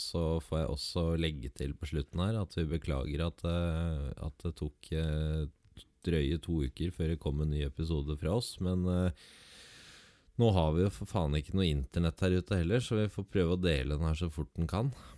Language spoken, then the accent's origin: Norwegian; Southern Norway, Norway